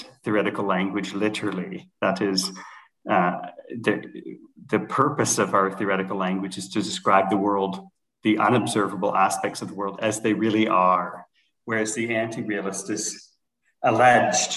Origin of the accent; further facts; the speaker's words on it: Canada; moved away as an adult; also born or lived in United States / Toronto, Canada / London, Ontario, Canada; now in Denmark; I'm a Canadian citizen